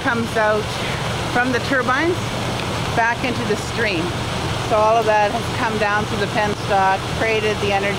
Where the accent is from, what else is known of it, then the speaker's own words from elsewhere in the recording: Hupacasath First Nation, Alberni Valley, British Columbia, Canada; I come from the Hoopachusett people that are here in the greater Alberni Valley, and we're part of the larger Nutchalaf Nation.